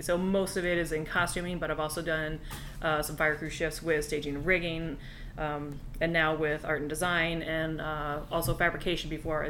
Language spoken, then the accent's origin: English; Washington, District of Columbia, United States; now in Orlando, United States; because I'm originally from Washington D.C.